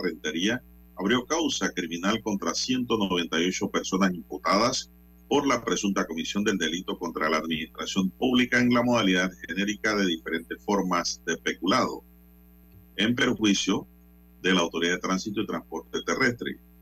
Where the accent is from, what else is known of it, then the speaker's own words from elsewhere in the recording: Panama; como panameño